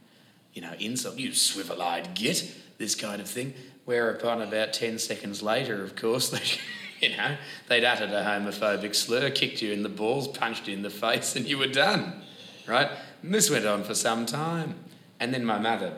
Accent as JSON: {"language": "English", "town": "Perth", "region": "Western Australia", "country": "Australia", "tie": "born or raised there", "accent": "broad Australian", "moved": "yes", "said": "I grew up in Perth, Western Australia, where sport was very important"}